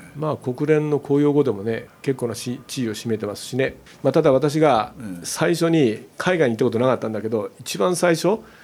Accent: Kitakyushu, Fukuoka, Japan; moved away as an adult; now in Nishitokyo, Japan; あの福岡県の、ええ、まあ北九州市の八幡という八幡製鉄所のある町で、まあ、生まれて高校まで育った

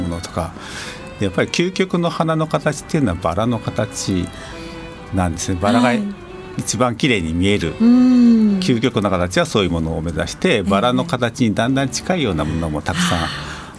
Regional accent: Aichi, Japan; moved away; also born or lived in Tokyo; 出身愛知県なんですけども

